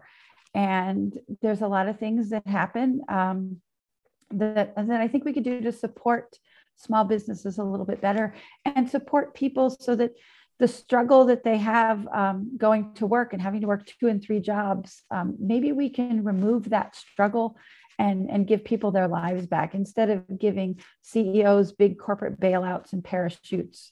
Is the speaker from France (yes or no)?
no; Columbus, Indiana, United States; I am from Columbus, Indiana